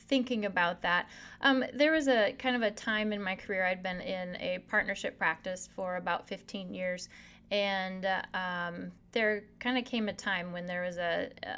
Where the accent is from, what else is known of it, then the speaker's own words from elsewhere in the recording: South Dakota, United States; born and raised in South Dakota, so there's home